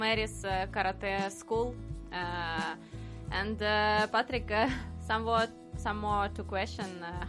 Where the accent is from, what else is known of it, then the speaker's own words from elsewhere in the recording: Donetsk, Donetsk Oblast, Ukraine; English is a second language; moved away as an adult; now in Ireland; I'm from Ukraine, from Donetsk. It's east part of Ukraine.